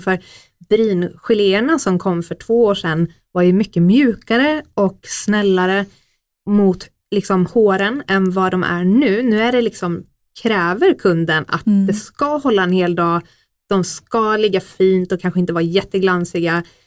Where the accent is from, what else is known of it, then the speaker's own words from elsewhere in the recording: Oskarshamn, Kalmar County, Sweden; moved away as an adult; now in Stockholm, Sweden; Jag är ju faktiskt född här från början, men eh, har varit uppväxt i Oskarshamn